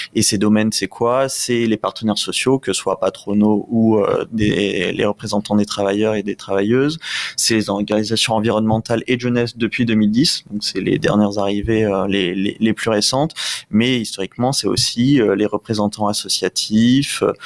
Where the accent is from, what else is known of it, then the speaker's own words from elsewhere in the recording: Réunion; en tant que jeune ultramarin puisque je viens de la Réunion